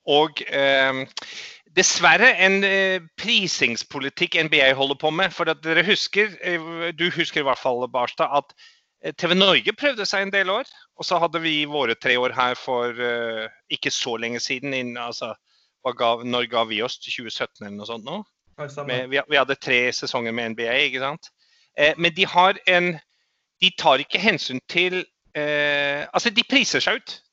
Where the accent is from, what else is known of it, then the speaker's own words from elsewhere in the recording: New Zealand; also born or lived in Australia; now in Norway; hadde, jeg hadde en opplevelse da vi flytta i min barndom fra Australia til New Zealand. Da var jeg mm. litt bedrøvet og lei meg for at jeg ikke kunne spille Aussie Rules lenger.